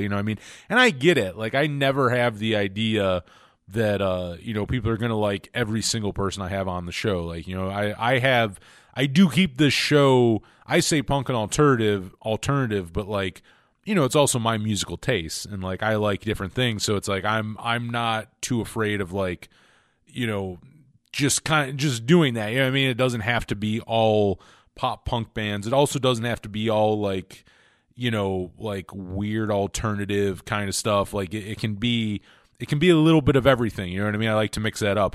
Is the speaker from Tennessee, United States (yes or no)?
no; New York, United States; I'm from New York State